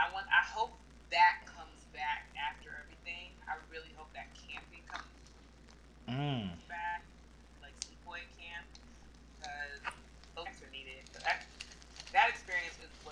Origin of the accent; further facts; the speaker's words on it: New York City, New York, United States; I'm from Harlem, New York, born and raised. I'm 23 years old.